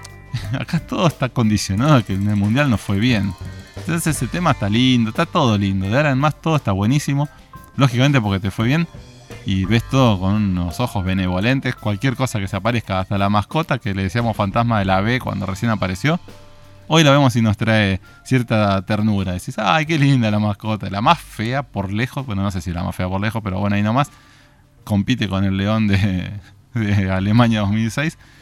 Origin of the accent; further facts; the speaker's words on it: Argentina; ganamos como argentinos